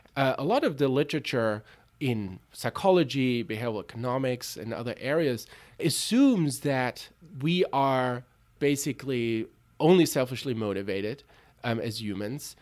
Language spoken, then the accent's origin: English; Tübingen, Baden-Württemberg, Germany; moved away; also born or lived in Berlin; I grew up in Tübingen and Berlin